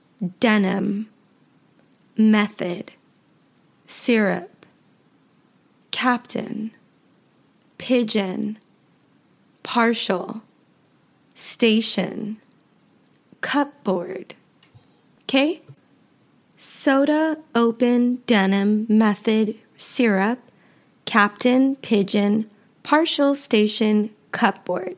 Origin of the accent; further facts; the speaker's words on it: United States; accent: American; I am American, and so all of my pronunciation will be with an American accent